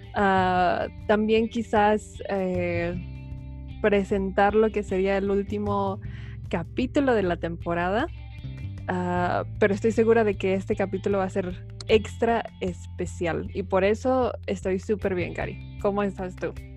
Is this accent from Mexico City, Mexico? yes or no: yes; Mexico City, Mexico; yo crecí en la Ciudad de México